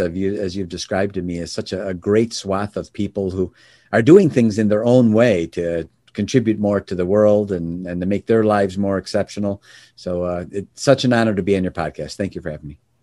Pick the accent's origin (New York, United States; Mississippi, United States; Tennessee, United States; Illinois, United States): Illinois, United States; Oak Brook; I was born in Chicago, a suburb of Chicago, a place called Oak Brook area